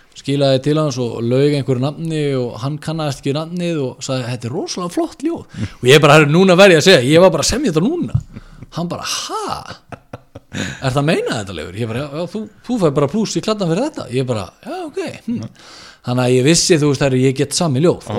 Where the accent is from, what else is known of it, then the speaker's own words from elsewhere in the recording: Neskaupstaður, Eastern Region, Iceland; now in Reykjavík, Iceland; ég er frá Norfriði